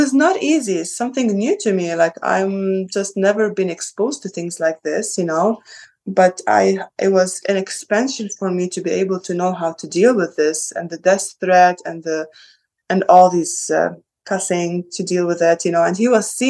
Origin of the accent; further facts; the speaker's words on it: Sidon, South Governorate, Lebanon; now in United States; I'm from the south of Lebanon. I am from the south. I'm from Sidon.